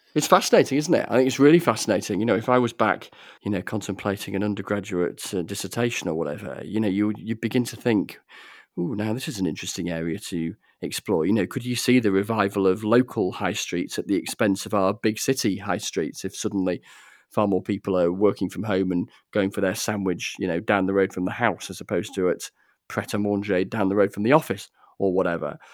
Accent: Grassington, Yorkshire and the Humber, United Kingdom; when I was growing up in Gressington in the Yorkshire Dales.

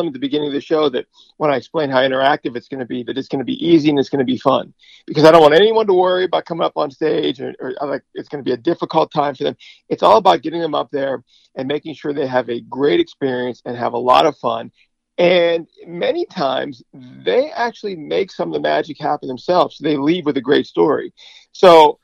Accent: Pittsburgh, Pennsylvania, United States; moved away; growing up in Pittsburgh

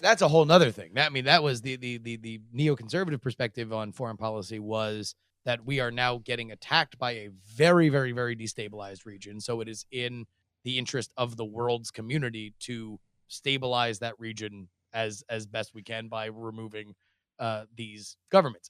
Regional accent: United States; being an American

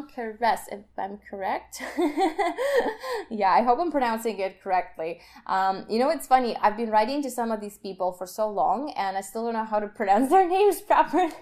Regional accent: Kyiv, Ukraine; moved away; I'm from Ukraine, Kiev

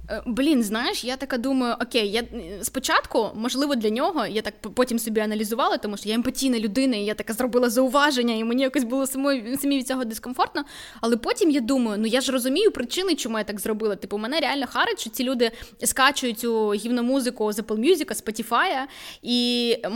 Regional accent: Vinnytsia, Vinnytsia Oblast, Ukraine; Я теж з Вінниці. Вінниця місто суржика, насправді.

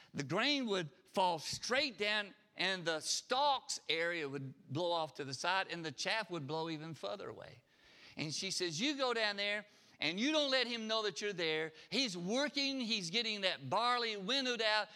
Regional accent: Harpersville, Alabama, United States; I grew up in Harpersville. We, we raised everything we ate.

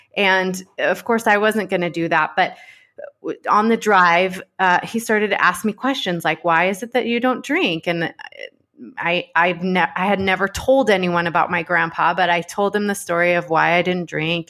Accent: Dallas, Texas, United States; I grew up in Dallas, Texas

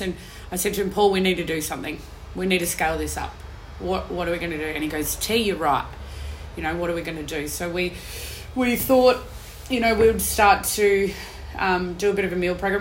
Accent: Perth, Western Australia, Australia; now in Melbourne, Australia; I come from Perth

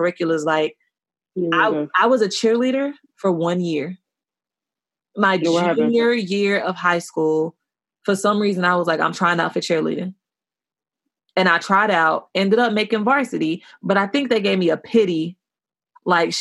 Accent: United States; moved away; where I grew up in Washington, shit was OD white

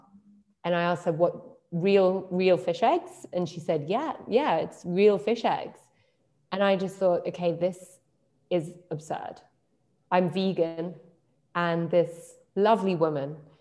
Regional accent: London, United Kingdom; moved away as an adult; also born or lived in Berlin; I'm from London

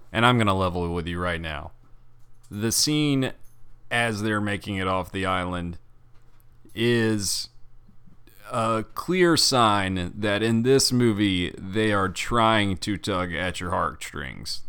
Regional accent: Birmingham, Alabama, United States; in my hometown of Birmingham

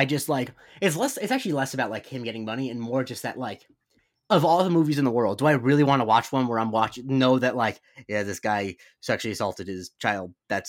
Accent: Rye, New York, United States; moved away; I'm originally from New York.

